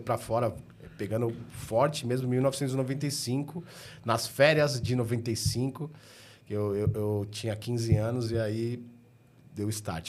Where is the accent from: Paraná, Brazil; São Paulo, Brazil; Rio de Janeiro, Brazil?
São Paulo, Brazil; eu sempre fui, fui nascido e criado na região do Ipiranga